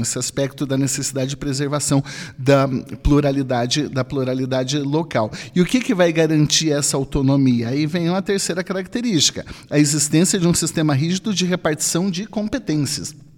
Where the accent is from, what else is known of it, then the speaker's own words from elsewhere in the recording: Brazil; todos somos brasileiros